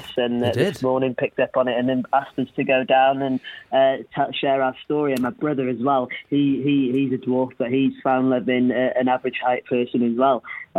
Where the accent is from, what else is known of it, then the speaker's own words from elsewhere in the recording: North Wales, United Kingdom; I'm from North Wales, about an hour away from Liverpool.